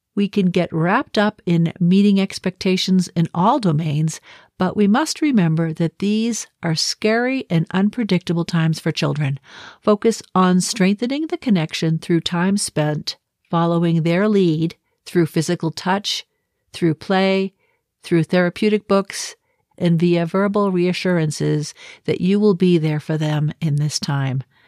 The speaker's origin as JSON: {"language": "English", "town": "Boston", "region": "Massachusetts", "country": "United States", "moved": "yes", "said": "I'm originally from Boston"}